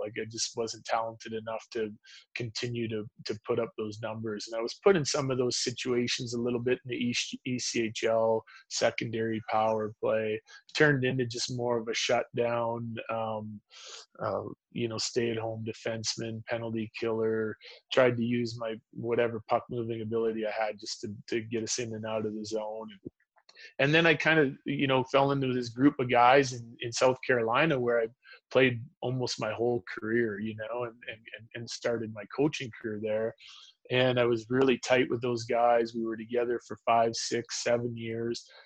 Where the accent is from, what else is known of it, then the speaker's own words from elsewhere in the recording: Humboldt, Saskatchewan, Canada; also born or lived in Yorkton, Saskatchewan; I was born in Yorkton um, and grew up mostly in Humboldt